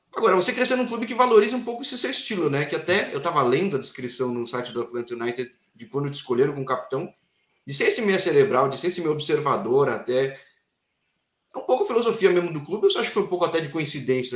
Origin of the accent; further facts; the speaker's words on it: São Paulo, Brazil; eu sou da capital de São Paulo